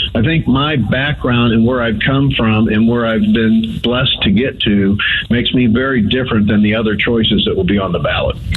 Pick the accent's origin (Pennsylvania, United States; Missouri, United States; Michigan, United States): Missouri, United States; St. Louis; I was born in North City, St. Louis, the youngest of six kids